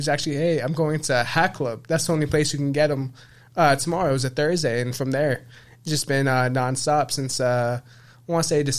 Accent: New York City, New York, United States; I'm born and raised in the Bronx, Pelham Parkway my whole life.

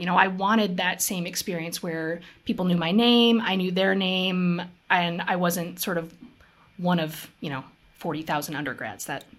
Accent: Seattle, Washington, United States; So both of my parents were born and raised in Seattle, and almost all of my extended family lives there.

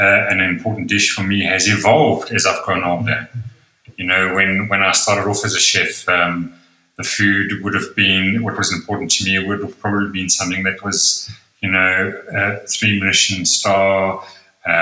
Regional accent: Netherlands; now in South Africa; born in Holland to a Dutch a mother and an Austrian father, and I live in South Africa

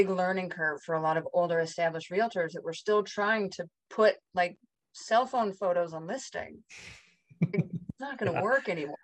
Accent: Park City, Utah, United States; I grew up in Park City above Salt Lake City

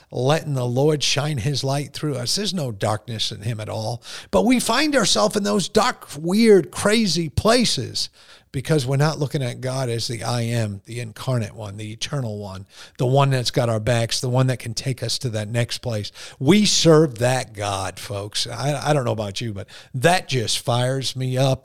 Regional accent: Boston, Massachusetts, United States; accent: Bostonian; I say guard. That's that whole uh, Bostonian mm-hmm. thing

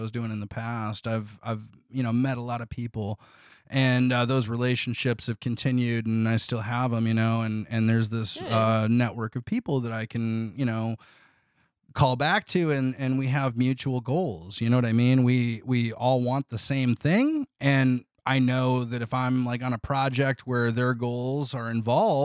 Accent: Toledo, Ohio, United States; I grew up in Toledo

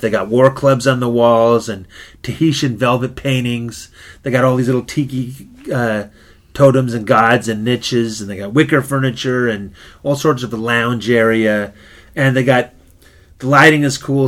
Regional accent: Oxnard, California, United States; When we were kids growing up in Oxnard

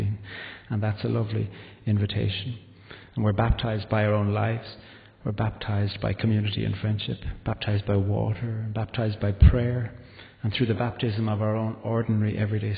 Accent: Carrigaline, Munster, Ireland; also born or lived in Belfast; our village in Carrigaline, where I grew up in County Cork

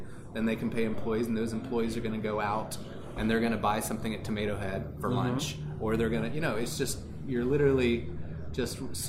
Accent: California, United States; I'm from California. It's $8 or whatever.

